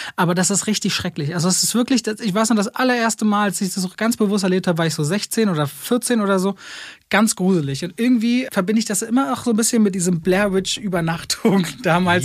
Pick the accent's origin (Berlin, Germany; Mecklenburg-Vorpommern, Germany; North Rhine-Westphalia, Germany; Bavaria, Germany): Berlin, Germany; Ich bin in Berlin-Friedrichshain aufgewachsen und groß geworden